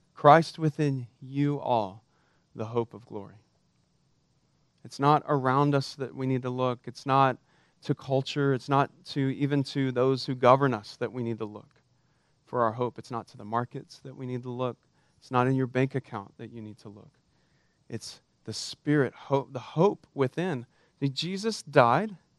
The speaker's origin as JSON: {"language": "English", "region": "Texas", "country": "United States", "tie": "born or raised there", "said": "I'm Texan for crying out loud. We're raised to be patriots, except that we fly the Texas flag at the same height as the American flag. We used to say that we used to pledge allegiance to the Texas flag in my school on Monday mornings"}